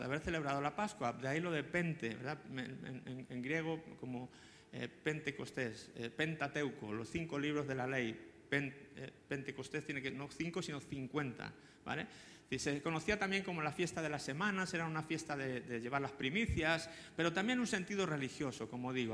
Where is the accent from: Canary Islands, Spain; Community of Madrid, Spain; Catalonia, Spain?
Canary Islands, Spain; como los canarios también